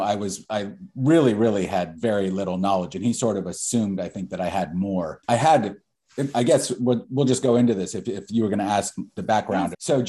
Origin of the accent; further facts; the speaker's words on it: Austin, Texas, United States; moved away; also born or lived in San Francisco; and I grew up in Austin, you know, and I'm from Texas